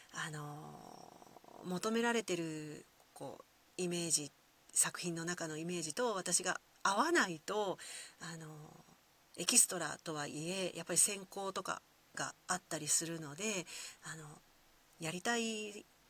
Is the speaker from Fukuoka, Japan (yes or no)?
no; Kyoto, Japan; accent: Kyoto dialect; first language Kyoto dialect (Japanese); 生まれてからずっと使っている、えー、私、京都弁ネイティブ